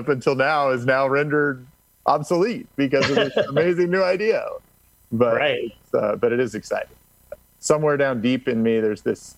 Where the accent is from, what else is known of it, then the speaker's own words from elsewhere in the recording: Indiana, United States; now in Orange County, United States; I grew up in Indiana